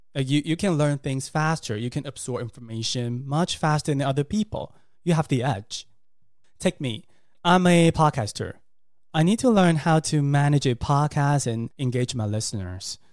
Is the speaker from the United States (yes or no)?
no; Taiwan; English is a second language; I learned English in Taiwan